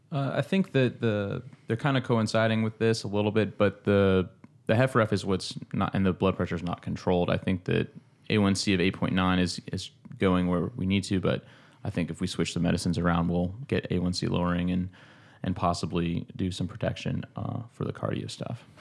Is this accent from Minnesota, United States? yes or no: no; Georgia, United States; moved away as an adult; now in Charleston, United States; back in, um, in Georgia, back in my hometown